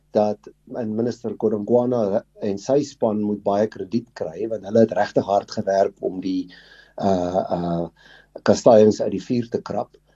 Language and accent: Afrikaans; South Africa; ons as Suid-Afrikaners